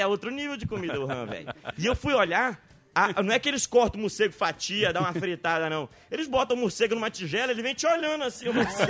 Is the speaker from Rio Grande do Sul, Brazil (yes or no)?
no; Belém, Pará, Brazil; eu sou de Belém, ver o peso.